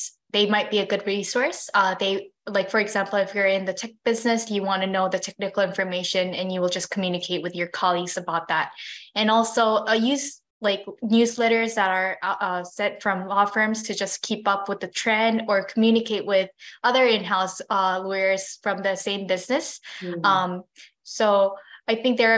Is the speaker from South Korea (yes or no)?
yes; South Korea; moved away as an adult; also born or lived in Minnesota, United States; I always wanted to come back to my home country to work